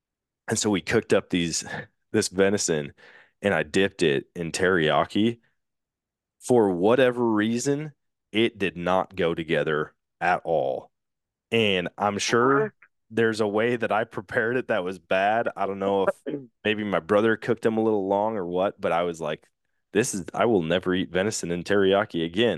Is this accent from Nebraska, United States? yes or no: no; Wisconsin, United States; No cheese. And I'm like, dude, I'm from Wisconsin, man.